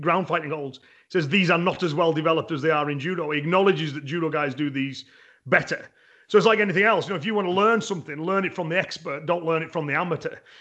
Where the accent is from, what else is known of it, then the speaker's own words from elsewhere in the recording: England, United Kingdom; me as an Englishman